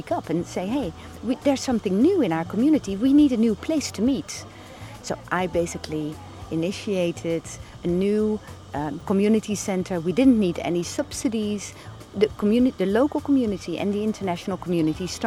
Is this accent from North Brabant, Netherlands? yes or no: no; The Hague, South Holland, Netherlands; moved away as an adult; moved back after having lived abroad for 17 years. We moved back to The Hague